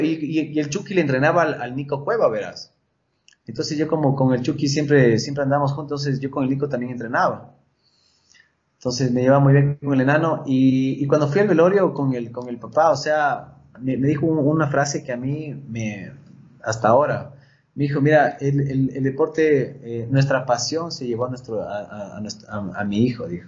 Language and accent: Spanish; Quito, Pichincha, Ecuador; also born or lived in Chone, Manabí (family); mi familia es chonera. Yo ya nací en Quito, casi, casi nací en Manaví